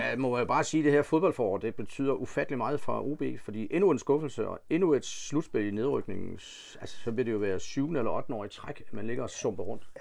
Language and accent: Danish; Funen, Southern Denmark, Denmark; vi er jo fynboer